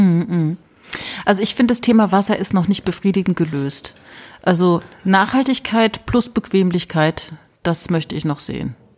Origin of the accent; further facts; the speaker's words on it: Rhineland-Palatinate, Germany; bei uns in der Pfalz